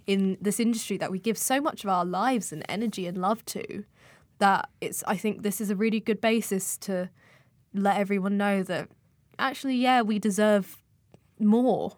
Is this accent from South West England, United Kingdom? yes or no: no; Dagenham, London, United Kingdom; I'm from Dagenham